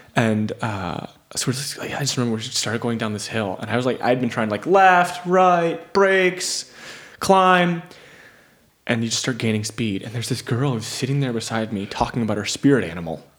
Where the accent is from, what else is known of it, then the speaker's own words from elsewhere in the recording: Michigan, United States; also born or lived in Memphis, Tennessee; I'm a kid growing up in Michigan